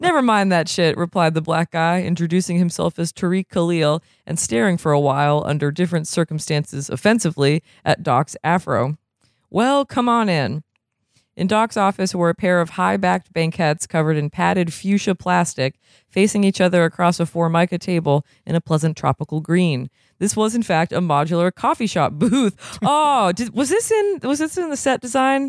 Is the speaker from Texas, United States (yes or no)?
no; Vermont, United States; now in California, United States; I am from Vermont